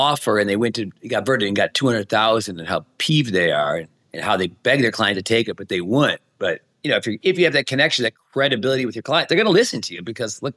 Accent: Detroit, Michigan, United States; also born or lived in California; now in Las Vegas, United States; I grew up in Michigan, and then I moved to California, but now I'm in Vegas.

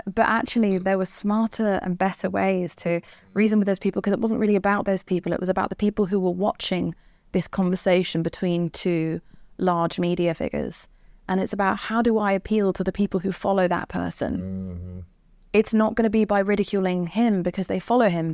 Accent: England, United Kingdom; I'm English

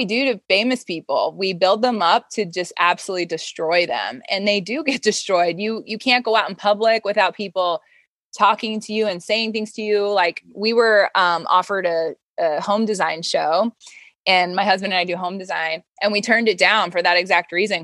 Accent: Wyoming, United States; moved away; I'm from Wyoming

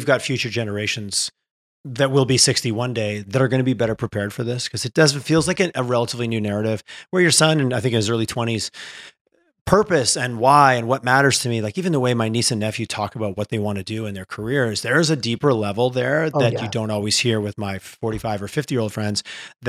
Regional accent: Quebec, Canada; I grew up in Quebec.

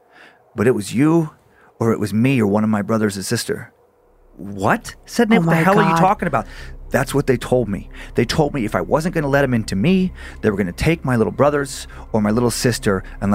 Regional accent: Riggins, Idaho, United States; We didn't have any of those growing up around Riggins

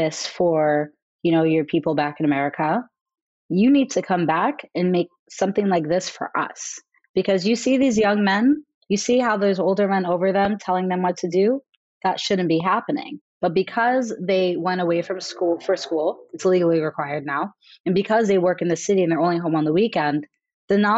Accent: California, United States; I'm from California and would spend my summers or every other summer when I was a kid on my grandparents' ranch in Kenya

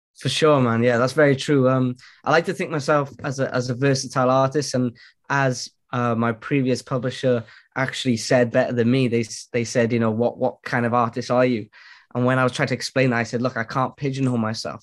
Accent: Wales, United Kingdom; now in Cardiff, United Kingdom; I'm Welsh born and bred, man. Wales.

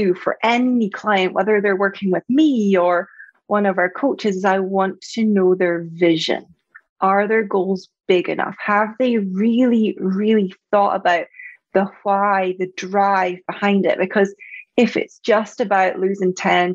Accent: Scotland, United Kingdom; you probably heard from my accent, I'm from Scotland

